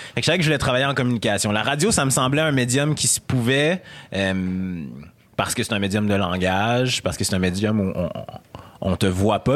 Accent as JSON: {"language": "French", "town": "Quebec City", "region": "Quebec", "country": "Canada", "tie": "born or raised there", "accent": "Québécois", "said": "je viens de Québec, j'ai été élevé par des, par des Blancs, j'ai un accent quote, quote québécois, euh, j'ai été éduqué et élevé"}